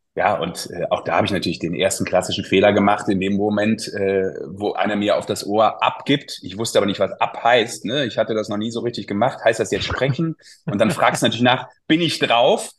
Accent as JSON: {"language": "German", "town": "Düsseldorf", "region": "North Rhine-Westphalia", "country": "Germany", "said": "als Düsseldorfer"}